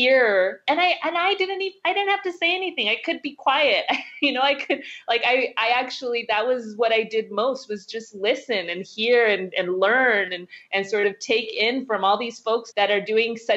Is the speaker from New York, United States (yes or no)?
no; Southern California, United States; born or raised there; also born or lived in Oakland, California / Waipahu, Hawaii